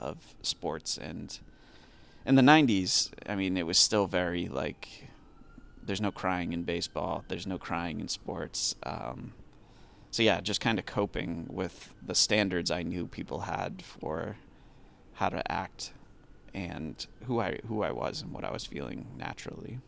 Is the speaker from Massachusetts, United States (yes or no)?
yes; Massachusetts, United States; I'm from Massachusetts